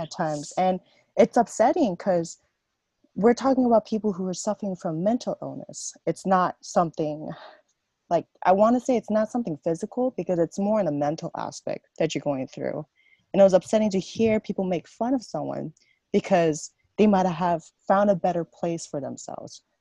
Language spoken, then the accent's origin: English; South Korea; moved away; I grew up in Korea.